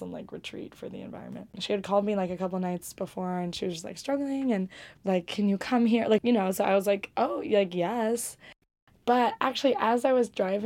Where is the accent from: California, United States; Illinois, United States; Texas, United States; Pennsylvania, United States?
California, United States; Bay Area; now in New York City, United States; I grew up in the Bay Area.